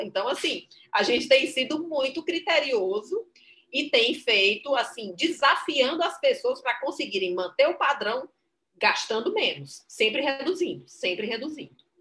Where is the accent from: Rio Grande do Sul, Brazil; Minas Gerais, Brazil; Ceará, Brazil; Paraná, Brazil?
Ceará, Brazil; Crato; Eu que sou do interior, sou do interior do Ceará, sou do Crato, né, da cidade no sul do Ceará.